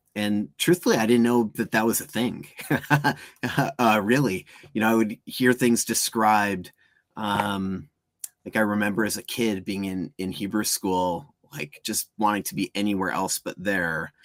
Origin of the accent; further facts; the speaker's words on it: outside of Chicago, Illinois, United States; I grew up outside of Chicago